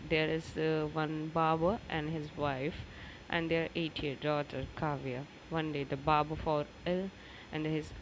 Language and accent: English; India; from India.